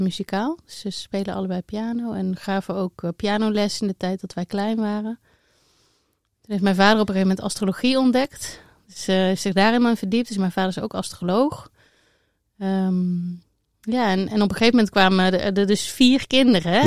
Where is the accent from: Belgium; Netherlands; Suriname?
Netherlands; Eindhoven, North Brabant; accent: southern; als je goed luistert kan je horen dat ik uit het zuiden kom. Ik ben uh, Brabantse, ik ben geboren in Eindhoven